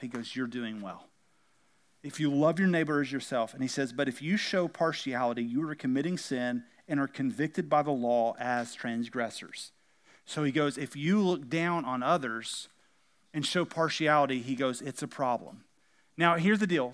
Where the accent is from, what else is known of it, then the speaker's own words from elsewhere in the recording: United States; we happen to be Americans and we happen to speak English